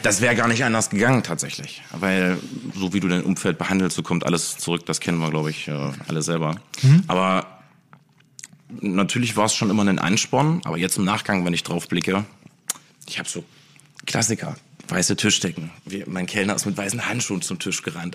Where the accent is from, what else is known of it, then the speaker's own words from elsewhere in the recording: Wernigerode, Saxony-Anhalt, Germany; bei uns in Wernigerode, wo jetzt mein Restaurant Zeitwerk ist